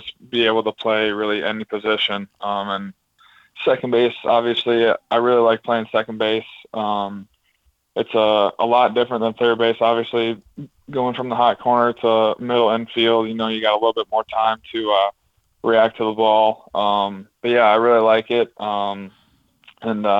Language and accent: English; Wisconsin, United States; I'm from Wisconsin